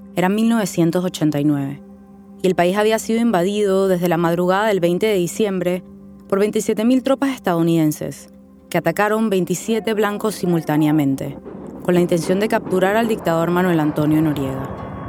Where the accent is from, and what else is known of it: Panama City, Panama; born or raised there